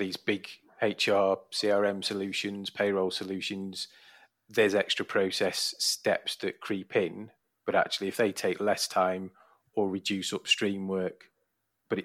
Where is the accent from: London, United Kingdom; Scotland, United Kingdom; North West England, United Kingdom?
North West England, United Kingdom; Leyland; I was brought up and born in Leyland, Preston.